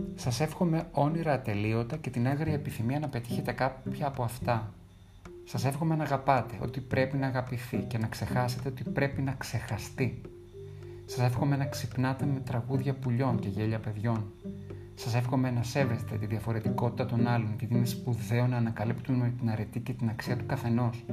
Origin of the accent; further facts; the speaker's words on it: Greece; ένιωσα περήφανος που είμαι Έλληνας